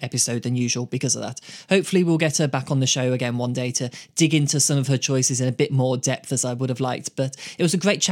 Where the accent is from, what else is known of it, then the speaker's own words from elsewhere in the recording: Birmingham, West Midlands, United Kingdom; Birmingham Town Hall, my hometown